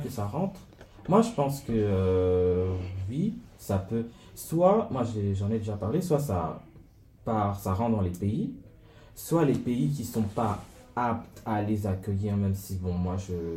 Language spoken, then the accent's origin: French; Cameroon; moved away; en tant que Camerounais